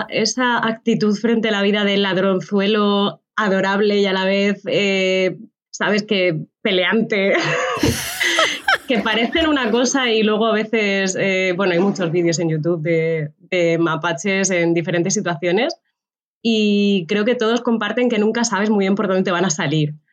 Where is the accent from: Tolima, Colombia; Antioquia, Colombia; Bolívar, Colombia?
Bolívar, Colombia; Cartagena; volví un tiempo a, a, Cartagena, a mi ciudad natal.